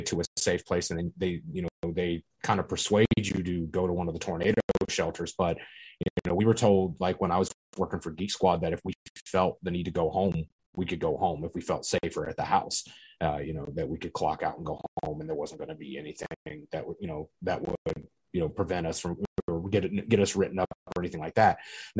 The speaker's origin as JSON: {"language": "English", "town": "Elizabethtown", "region": "Kentucky", "country": "United States", "said": "Correct. Yeah, I'm from Elizabethtown."}